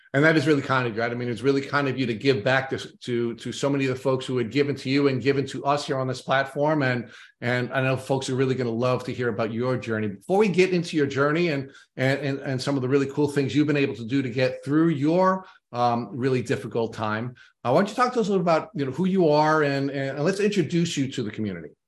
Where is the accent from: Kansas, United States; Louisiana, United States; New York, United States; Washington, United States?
New York, United States; Long Island; accent: thick Long Island; grew up on Long Island